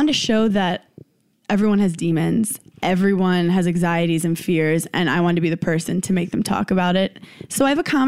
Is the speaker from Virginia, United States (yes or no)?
no; New York City, New York, United States; now in Queens, United States; I'm from Brooklyn, New York.